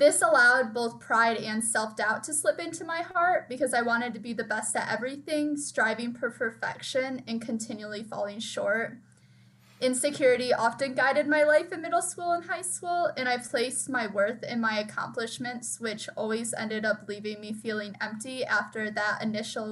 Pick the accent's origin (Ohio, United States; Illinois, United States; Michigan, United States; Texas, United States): Michigan, United States; Linden; I'm from Linden, Michigan, which is just like a small town near Flint, Michigan.